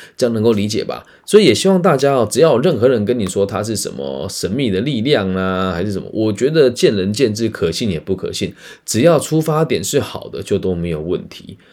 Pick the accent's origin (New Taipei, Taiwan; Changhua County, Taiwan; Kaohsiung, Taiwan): Changhua County, Taiwan; 特别是在我的家乡彰化这边